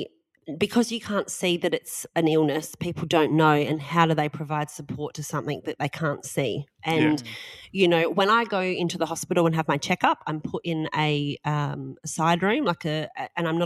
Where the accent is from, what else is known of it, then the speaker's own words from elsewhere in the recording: Australia; We're so Australian.